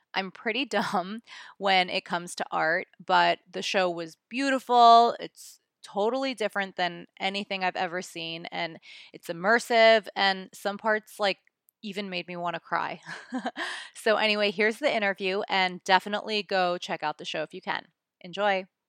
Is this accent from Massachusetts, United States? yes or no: no; New York, United States; I'm from New York